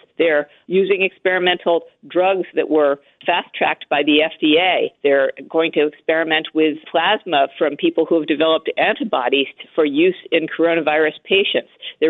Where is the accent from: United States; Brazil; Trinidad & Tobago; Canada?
United States; New York City, New York; I grew up here in Manhattan. I lived in the city for many decades